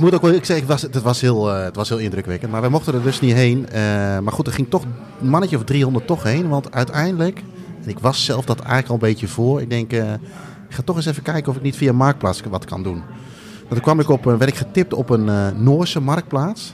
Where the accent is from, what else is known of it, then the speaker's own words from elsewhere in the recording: Indonesia; moved away; ik ben geboren in Indonesië